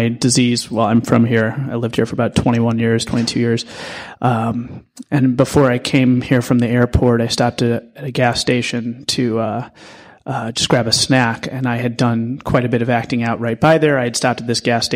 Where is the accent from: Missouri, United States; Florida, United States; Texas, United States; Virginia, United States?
Missouri, United States; St. Louis; now in New York City, United States; I'm from St. Louis originally